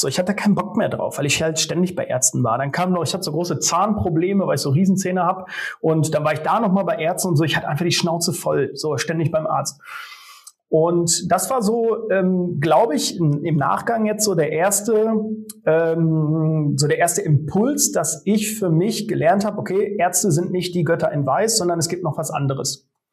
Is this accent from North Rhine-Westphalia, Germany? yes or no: yes; Sauerland, North Rhine-Westphalia, Germany; moved away as an adult; also born or lived in Cologne / Neuenrade; in Sauerland, meine Heimat, von Köln wieder zurück